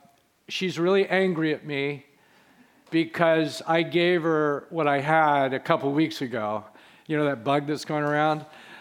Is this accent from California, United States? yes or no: yes; Carmel Valley, California, United States; I grew up in this church from age one. I grew up in Carmel Valley, went through the schools in Carmel, went to Carmel High School.